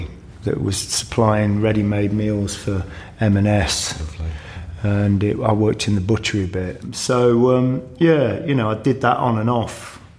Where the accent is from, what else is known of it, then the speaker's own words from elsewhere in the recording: Grantham, East Midlands, United Kingdom; moved away; also born or lived in Nottingham; I'm from Grantham.